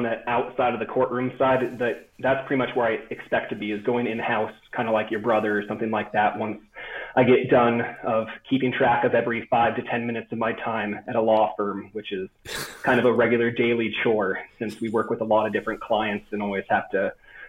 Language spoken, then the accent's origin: English; Portland, Oregon, United States; It's like growing up outside of Portland, I had the mountains about 45 minutes away, the beach about an hour away.